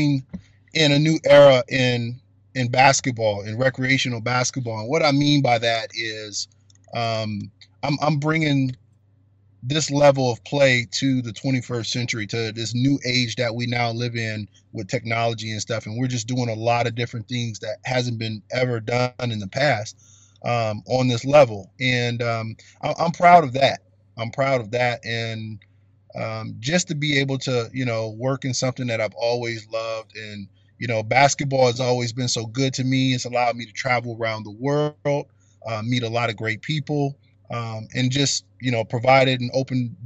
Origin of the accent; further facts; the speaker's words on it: Indiana, United States; also born or lived in Nebraska; I grew up in Indiana, the great state of Indiana. I'm a Hoosier at heart.